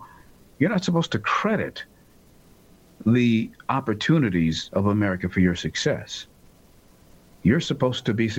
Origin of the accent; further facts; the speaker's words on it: United States; I hate to say it as an American who happens to be black, but it's the truth.